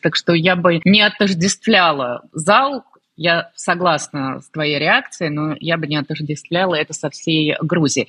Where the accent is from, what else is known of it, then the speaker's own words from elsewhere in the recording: Russia; moved away as an adult; now in Georgia; я из России, я русская